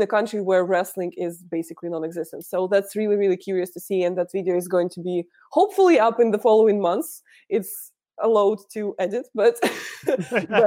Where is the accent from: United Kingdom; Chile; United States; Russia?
Russia; accent: Russian; first language Russian; English is a second language; this is how I would talk if I wouldn't add an English pronunciation to my Russian.